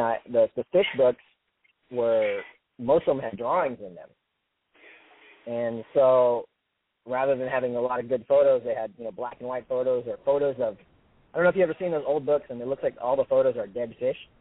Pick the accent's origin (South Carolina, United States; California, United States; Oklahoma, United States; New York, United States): California, United States; San Diego; I'm from San Diego, California